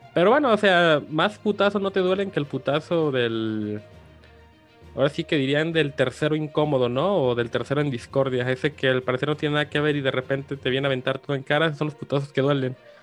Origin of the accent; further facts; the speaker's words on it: Mexico; como mexicanos